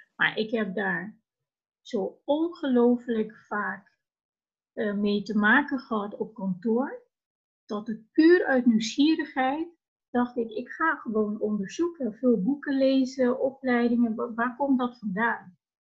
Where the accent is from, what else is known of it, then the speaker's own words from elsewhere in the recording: Curaçao; now in Netherlands; vertrokken vanuit Curaçao. Mijn idee was, als ik me verder wilde ontwikkelen, eh, wil ik niet ergens blijven waar ik geboren ben